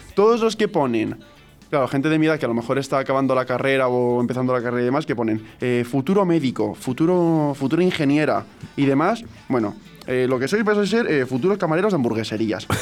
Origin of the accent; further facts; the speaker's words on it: Alicante, Valencian Community, Spain; yo era de Alicante, que era alicantino, me dijeron que no tenía nada de acento andaluz